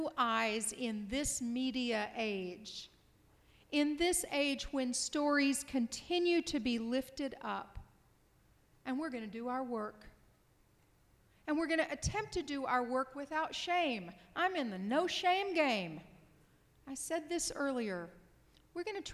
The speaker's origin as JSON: {"language": "English", "town": "Paris", "region": "Texas", "country": "United States", "tie": "born or raised there", "moved": "yes", "lives_now": "St. Paul, United States", "said": "I grew up in Paris, Texas"}